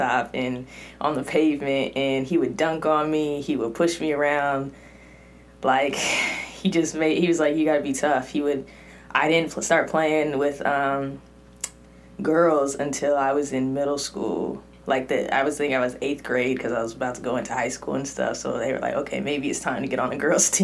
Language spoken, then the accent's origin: English; Cypress, California, United States; I grew up in Orange County, but, you know, a lot of my family and went to church in LA, and so I gotta claim Orange County because I'm from 714 area, Cypress